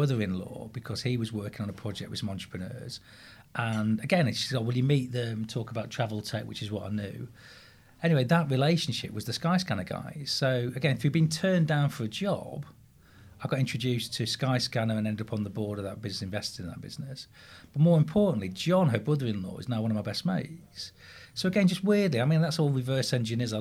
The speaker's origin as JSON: {"language": "English", "town": "Grimsby", "region": "Yorkshire and the Humber", "country": "United Kingdom", "tie": "born or raised there"}